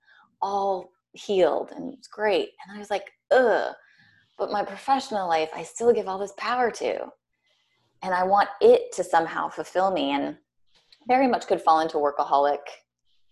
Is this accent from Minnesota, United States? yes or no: yes; Minnesota, United States; also born or lived in New York City; now in Richmond, Virginia, United States; I'm from Minnesota originally